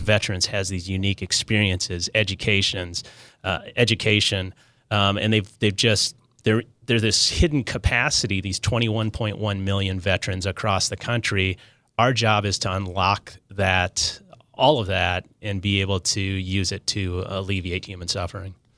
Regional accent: Minnesota, United States; now in Southern California, United States; I'm a guy from Minnesota who found his way to, to SoCal

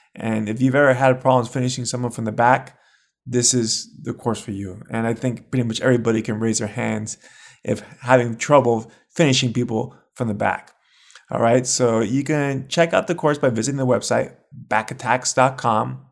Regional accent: United States; I'm American myself

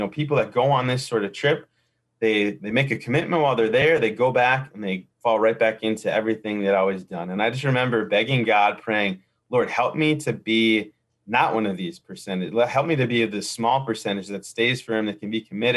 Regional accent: Milwaukee, Wisconsin, United States; I grew up here in the Milwaukee area and was just nominally Catholic

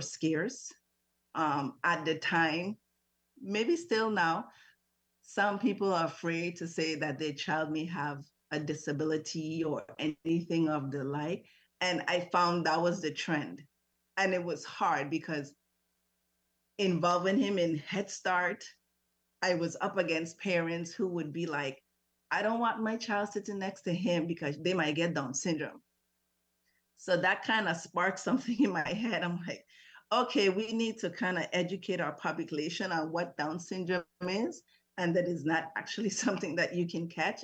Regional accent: U.S. Virgin Islands; also born or lived in St. Croix, U.S. Virgin Islands; I'm originally from St. Thomas, lived on St. Croix for over 20 something years.

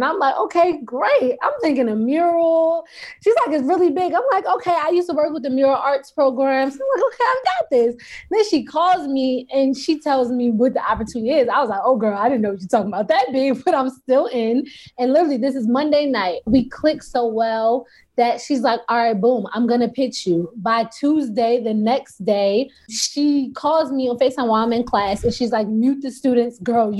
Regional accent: Baltimore, Maryland, United States; I was raised in Baltimore. I went to art school for middle school, high school.

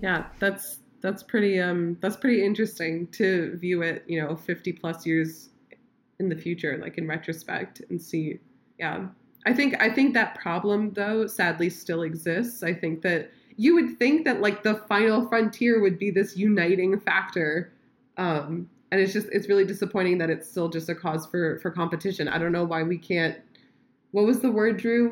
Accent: United States; also born or lived in Chicago, Illinois; we as as Americans

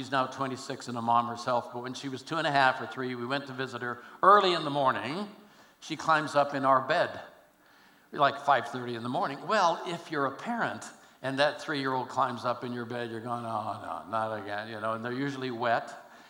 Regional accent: Oakland, California, United States; also born or lived in Alameda; No, I'm a kid from Oakland, California. I was born in Alameda on St. Patrick's Day, March 17th, 1942.

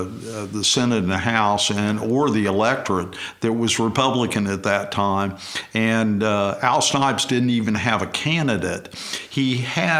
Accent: Oklahoma City, Oklahoma, United States; I was raised in Crown Heights and went to Edgemere grade school and then Cassidy High School

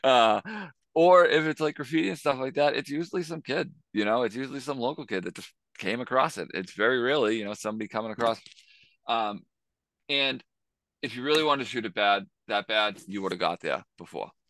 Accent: Boston, Massachusetts, United States; growing up in Boston, as in the early nineties and two thousands

